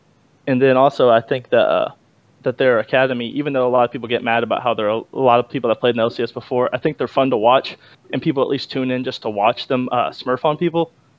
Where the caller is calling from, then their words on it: Memphis, Tennessee, United States; Memphis, Tennessee.